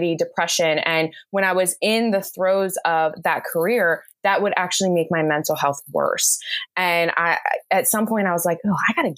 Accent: New Jersey, United States; I live in New Jersey here in the US. I'm about like a half an hour, not even, from Philadelphia, and I've grown up here my entire life

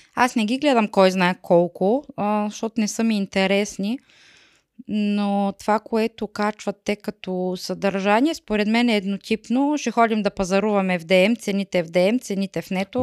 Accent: Bulgaria; moved away as an adult; now in Germany; Трябва да си ходим в България пак

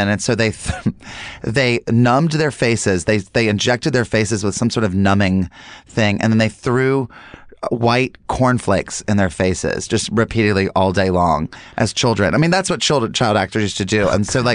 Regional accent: North Carolina, United States; now in Los Angeles, United States; as a Southerner and like moving out

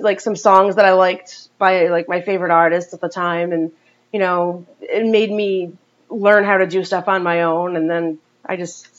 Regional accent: Chepachet, Rhode Island, United States; I grew up in Chepachet.

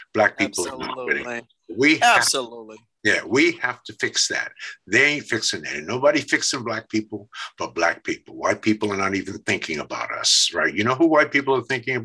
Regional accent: New York City, New York, United States; I grew up in Brooklyn, New York, in Bed-Stuy

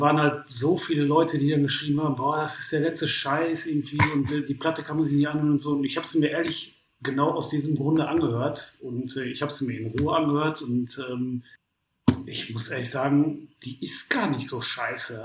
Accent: Essen, North Rhine-Westphalia, Germany; ich jetzt als, als Essener

